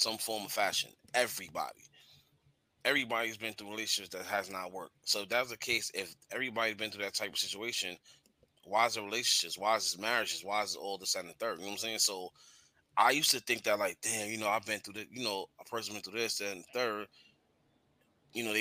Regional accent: New York, United States; I'm from New York.

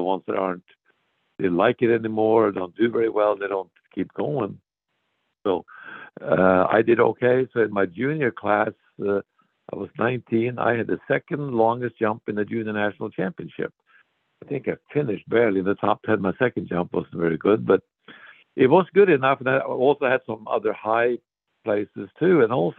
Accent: Norway; born or raised there; moved away as an adult; also born or lived in Montana, United States

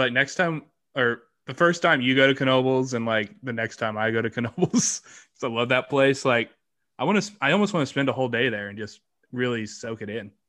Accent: Kansas City, Missouri, United States; Growing up in Kansas City

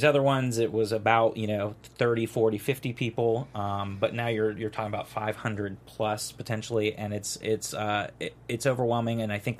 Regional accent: Orlando, Florida, United States; I'm from Orlando, and I'd been to Pulse Nightclub when that happened last year

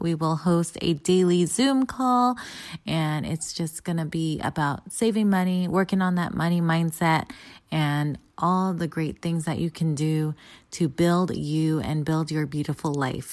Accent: San Diego, California, United States; I am Filipino American. I grew up in San Diego.

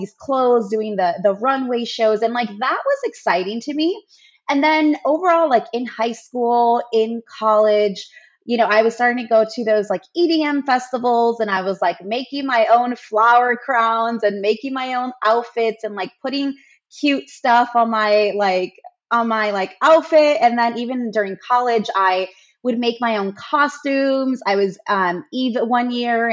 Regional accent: Chicago, Illinois, United States; I live in Chicago, born and raised

